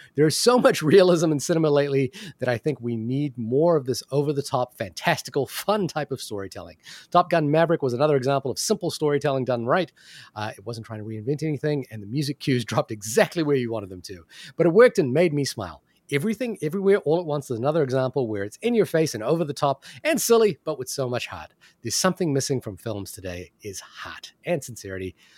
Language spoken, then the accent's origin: English; New Zealand; I'm from New Zealand